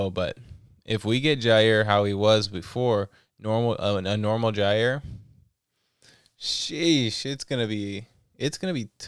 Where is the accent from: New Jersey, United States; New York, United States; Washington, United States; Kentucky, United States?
Washington, United States; Seattle; I am from Seattle.